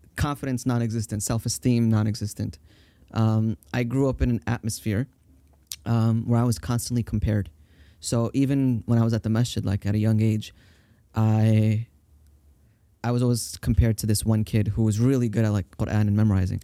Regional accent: Tampa, Florida, United States; also born or lived in Brooklyn, New York / Staten Island, New York; I grew up in Florida

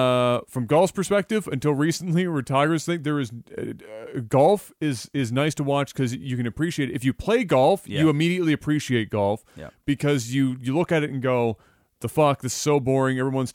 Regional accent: Canada; Is hockey. I'm Canadian.

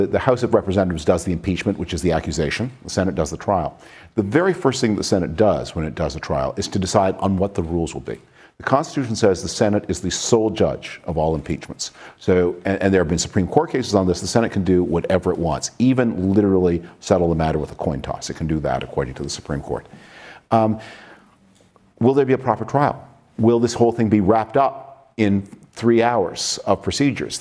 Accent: Toronto, Ontario, Canada; moved away; I grew up in Toronto that was a very pleasant Canadian city

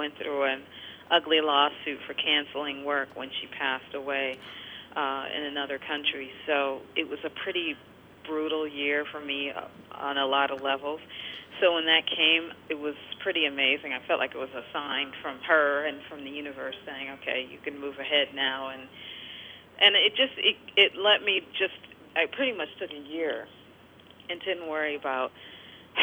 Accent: Detroit, Michigan, United States; moved away; growing up in Detroit

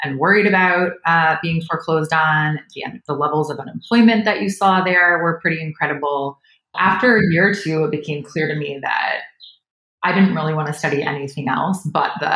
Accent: Nashville, Tennessee, United States; moved away; also born or lived in Washington, D.C.; I grew up in Nashville, Tennessee. So I'm a long ways from home

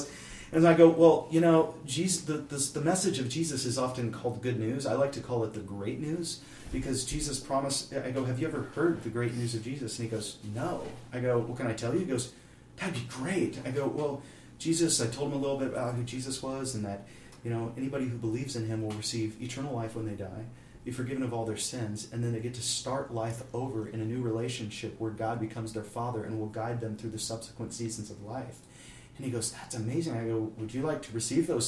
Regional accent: Kansas City, Missouri, United States; I'm from Kansas City, so I'm in New York City

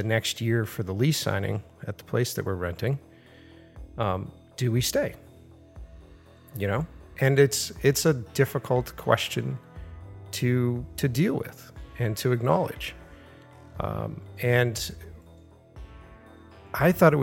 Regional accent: Boston, Massachusetts, United States; I'm an East Coast kid. I was born in Boston. This is where I grew up.

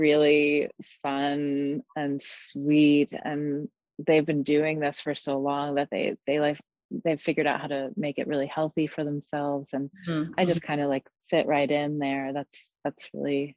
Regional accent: New York, United States; I play with my hometown crew from New York

